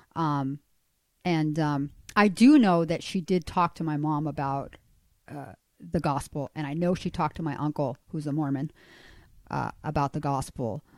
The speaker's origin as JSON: {"language": "English", "country": "Chile", "tie": "born or raised there", "moved": "yes", "said": "I'm actually from Chile. I was born in South America."}